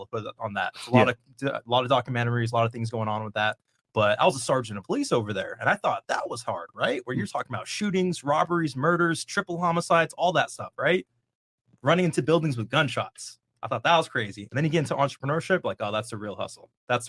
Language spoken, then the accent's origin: English; Bay Area, California, United States; So I'm East African, Eritrean, right? Small community, small little country in East Africa, right? Yeah. So born and raised in the Bay Area. So I'm used to diversity, right?